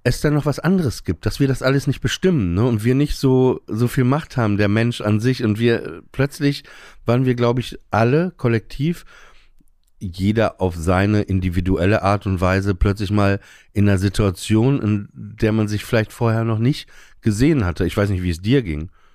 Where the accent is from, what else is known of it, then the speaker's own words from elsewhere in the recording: Papenburg, Lower Saxony, Germany; Ich bin auf dem Land groß geworden, Papenburg im Emsland